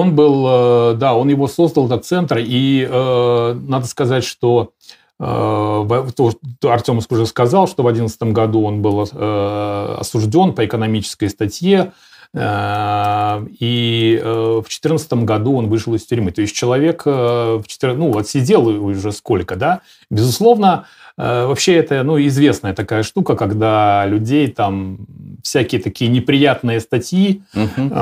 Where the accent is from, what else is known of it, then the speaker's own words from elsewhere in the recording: Belarus; я себе как белорус